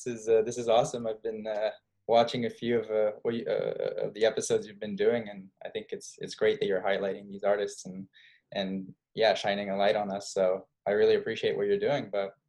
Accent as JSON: {"language": "English", "town": "Arles", "region": "Provence-Alpes-Côte d'Azur", "country": "France", "tie": "born or raised there", "also_born_or_lived": "Paris, France / New York, United States", "moved": "as an adult", "lives_now": "Rotterdam, Netherlands", "said": "France. I left when I was like 24. And yeah, I was born in southeast of France near Marseille in a town called Arles"}